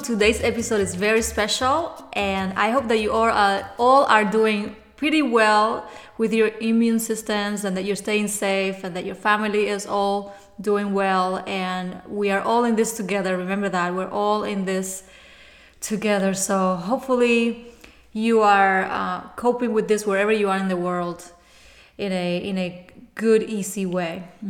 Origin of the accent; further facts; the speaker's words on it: Cuba; English is a second language; moved away; because I know when I came from Cuba 20 years ago, the first year was very, very rough for me.